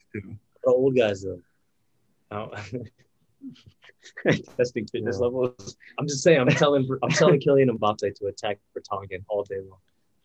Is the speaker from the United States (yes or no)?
no; Sweden; Isak up top, representing my home country.